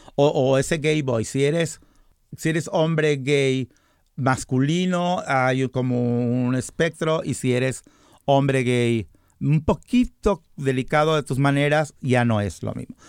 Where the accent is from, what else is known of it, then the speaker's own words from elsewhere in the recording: Guadalajara, Jalisco, Mexico; moved away as an adult; now in United States; yo soy mexicano